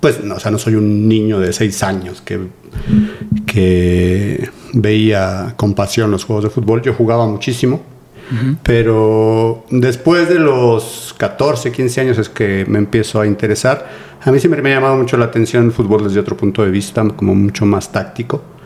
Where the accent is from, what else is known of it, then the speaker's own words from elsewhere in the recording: Mexico City, Mexico; soy de aquí de la Ciudad de México, de Coyoacán. Toda mi vida he vivido y he estudiado en Coyoacán